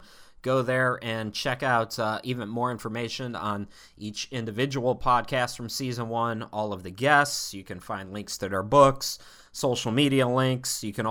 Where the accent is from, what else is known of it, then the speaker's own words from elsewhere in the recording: Ohio, United States; Maybe it's because I'm from Ohio and I went to college an hour away from Hitsville